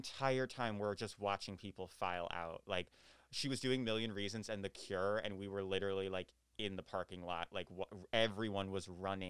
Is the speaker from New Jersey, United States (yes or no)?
yes; New Jersey, United States; I'm from New Jersey.